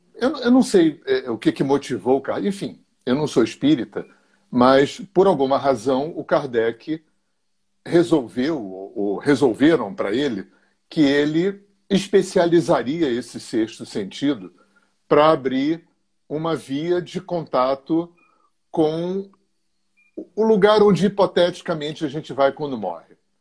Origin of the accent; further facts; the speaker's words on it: Rio de Janeiro, Brazil; eu sou carioca, tenho 65 anos, moro há 40 anos no interior do estado do Rio